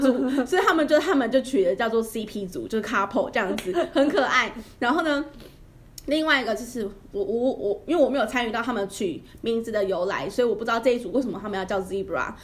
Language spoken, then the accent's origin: Chinese; Yilan County, Taiwan; 我们宜兰那边还蛮多的耶